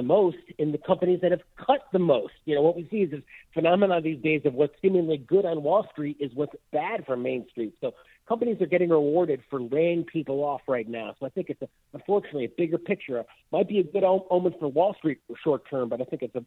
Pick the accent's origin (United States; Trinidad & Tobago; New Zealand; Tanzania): United States; as an American